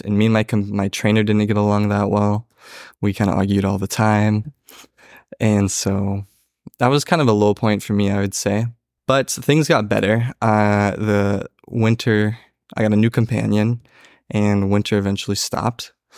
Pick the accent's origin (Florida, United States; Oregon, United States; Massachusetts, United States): Oregon, United States; Springfield; I grew up in Springfield Third Ward. I went to Thurston High School